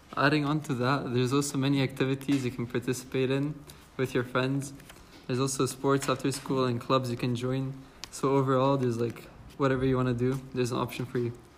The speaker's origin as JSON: {"language": "English", "country": "Croatia", "said": "I'm from grade 9, and I'm from Croatia"}